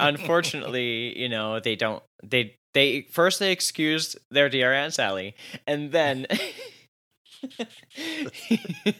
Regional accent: New Jersey, United States; I'm from Jersey

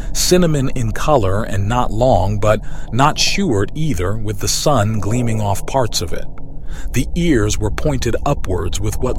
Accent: New York City, New York, United States; 1973 is when I was born, and autism wasn't even a thing talked about growing up in New York City.

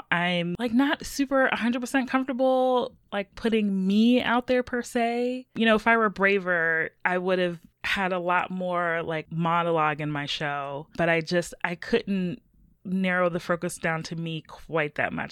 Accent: West Virginia, United States; also born or lived in Puerto Rico; I grew up in in West Virginia, and so I, it was sort of a it was a small city city. I say that with air quotes, but there was not much in terms of of diversity where I was.

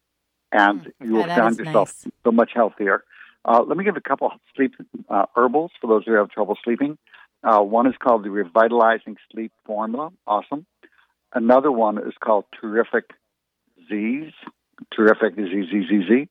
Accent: United States; we grew up in the United States

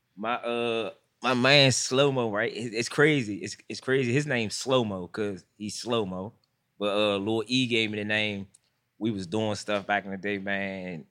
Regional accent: Washington, District of Columbia, United States; I'm from Washington, D C. I'm, I'm from Southeast

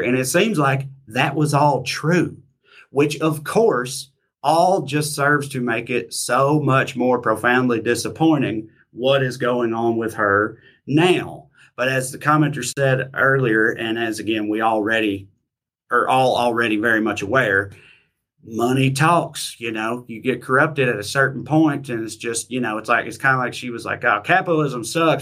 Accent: United States; years of being an American

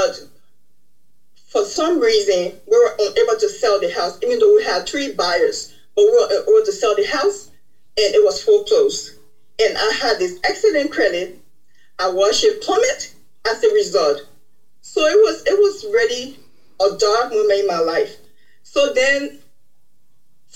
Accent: Liberia; now in United States; I am originally from Liberia, West Africa. I migrated to the United States as the result of the Liberian Civil War in 1993.

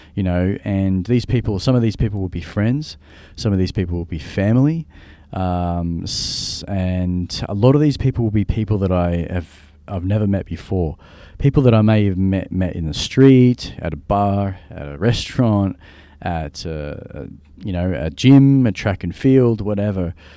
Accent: Australia; I'm from Australia.

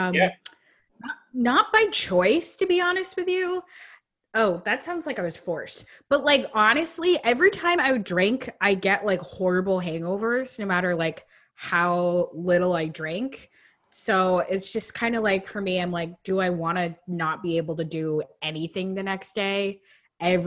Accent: Vermont, United States; moved away as an adult; now in Brooklyn, United States; I'm from Vermont. And then moved to Brooklyn 4 years ago

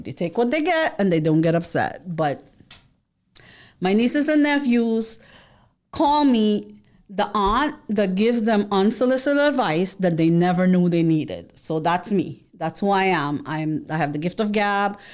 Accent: New York City, New York, United States; we grew up in the Bronx. We lived most of our life in the Bronx

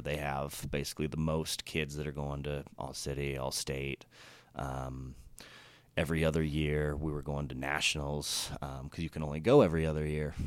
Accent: Colorado Springs, Colorado, United States; also born or lived in Monument, Colorado / Greeley, Colorado; I'm Colorado native, so I grew up in Colorado Springs

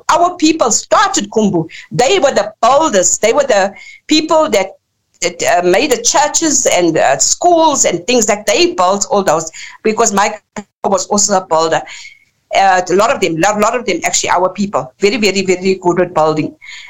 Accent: Lesotho; our people had to go into exile from, we come from Basutoland, which Basutoland was only created in 1886. Lesotho was only created in 1966

